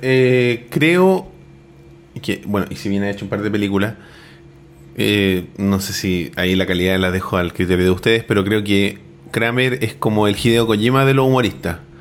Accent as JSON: {"language": "Spanish", "country": "Chile", "said": "tenemos nosotros como chilenos"}